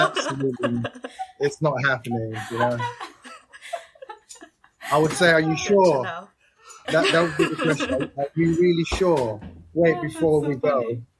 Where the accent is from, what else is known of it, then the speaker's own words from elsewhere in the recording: London, United Kingdom; moved away; also born or lived in Thailand; I've spent most of my life living in London.